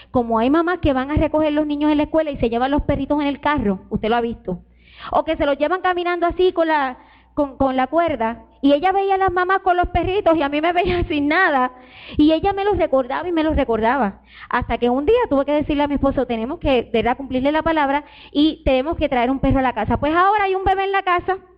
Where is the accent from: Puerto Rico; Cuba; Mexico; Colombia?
Puerto Rico; moved away; Mi hija Sara, cuando nosotros nos vinimos de Puerto Rico para acá, ella pasó por un trago bien difícil